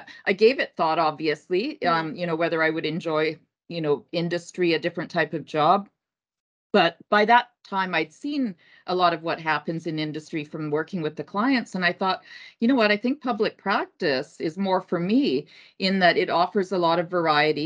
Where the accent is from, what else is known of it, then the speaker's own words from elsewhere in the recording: Kitimat, British Columbia, Canada; moved away as an adult; also born or lived in Helsinki, Finland / Edmonton, Alberta; moved to Kitimat, which is on the north coast of BC. Pretty much, I guess, a 16-hour drive from here. Usually, if I go back, I tend to fly because of that. And so spent my school years there.